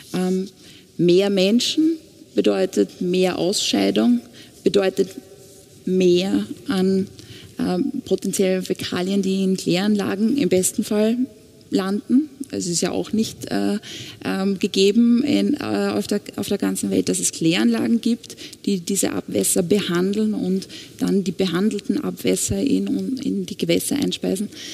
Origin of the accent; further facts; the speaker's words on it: Austria; Bei uns in Österreich